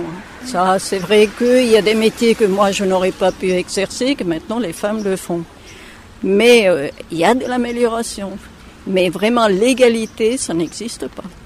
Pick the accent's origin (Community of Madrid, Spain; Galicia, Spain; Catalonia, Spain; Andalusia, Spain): Community of Madrid, Spain; Madrid; Je suis née euh, à Madrid